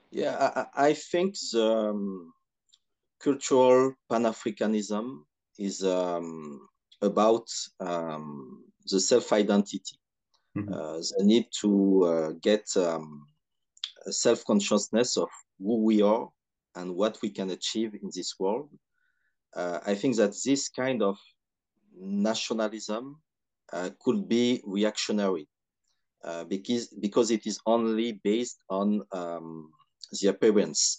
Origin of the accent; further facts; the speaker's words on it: Cotonou, Littoral, Benin; now in France; I was raised and I grew in Benin, in Cotonou